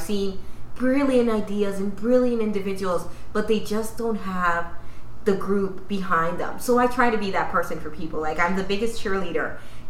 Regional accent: Dominican Republic; they know. And where are you from? Dominican.

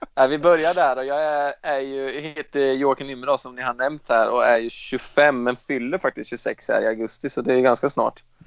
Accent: Östergötland, Sweden; accent: östgötska; jag tror väl att jag har lite mindre östgötska

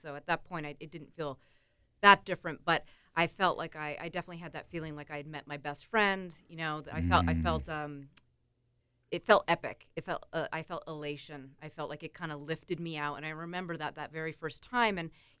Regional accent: Antigonish, Nova Scotia, Canada; I'm from Antigonish, Nova Scotia.

